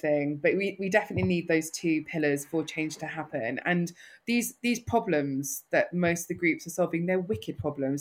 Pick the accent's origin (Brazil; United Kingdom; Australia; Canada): United Kingdom; London; accent: North London; I'm a North Londoner through and through. Most people can tell that from my accent.